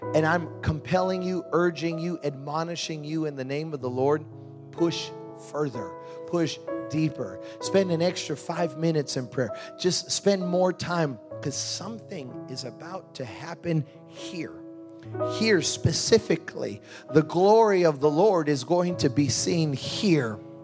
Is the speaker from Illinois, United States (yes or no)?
yes; Chicago, Illinois, United States; I'm from Chicago